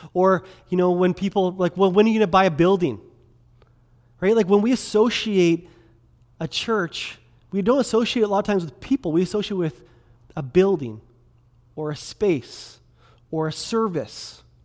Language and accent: English; Kelowna, British Columbia, Canada; also born or lived in Quesnel, British Columbia; I grew up in Kelowna, um, grew up down on eight sixteen Leon Avenue downtown